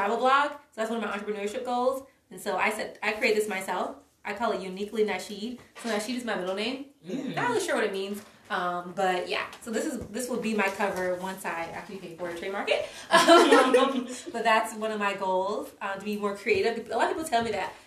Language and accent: English; the South, United States; I grew up in the South